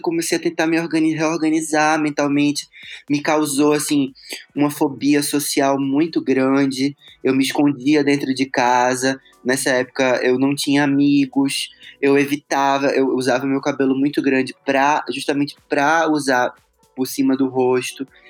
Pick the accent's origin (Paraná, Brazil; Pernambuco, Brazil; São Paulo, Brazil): Pernambuco, Brazil; Recife; eu nasci em Recife, né, e morava lá